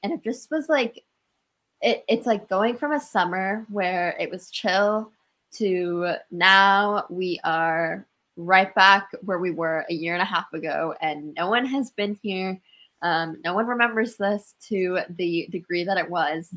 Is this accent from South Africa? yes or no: no; Washington, United States; I'm from Winville, Washington